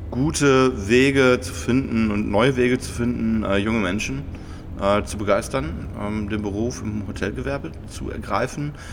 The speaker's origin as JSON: {"language": "German", "region": "Bremen", "country": "Germany", "tie": "born there", "lives_now": "Frankfurt, Germany", "said": "Ich bin äh, ja äh, aus Bremen gebürtig, äh, wie so viele Arbeitsmigrant in Frankfurt"}